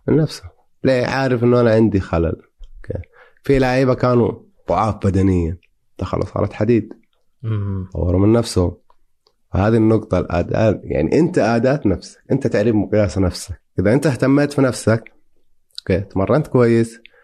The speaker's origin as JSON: {"language": "Arabic", "country": "Saudi Arabia", "said": "عندنا في السعوديه"}